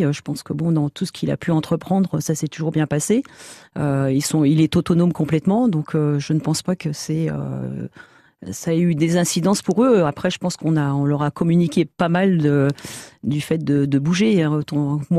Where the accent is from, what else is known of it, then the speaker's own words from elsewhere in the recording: Île-de-France, France; De l'Île-de-France.